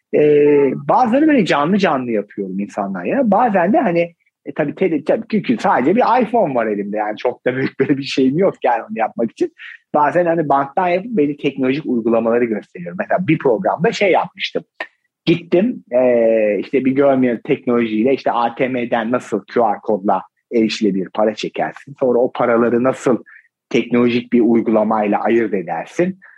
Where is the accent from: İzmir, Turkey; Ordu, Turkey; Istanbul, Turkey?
Ordu, Turkey; moved away; ben normalde oralıyım.